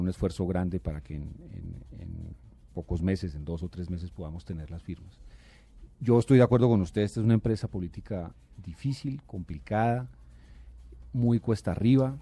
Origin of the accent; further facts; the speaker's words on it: Bogotá, Colombia; yo nací en Bogotá y, y yo aspiro a morir en esta ciudad que es la mía